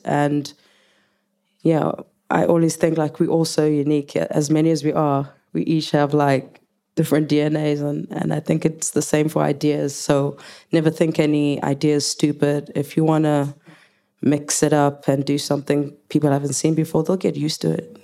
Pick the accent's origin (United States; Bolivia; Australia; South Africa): South Africa; English is a second language; moved away as an adult; now in United Kingdom; I can speak English, but I'm not English. I'm a Zulu woman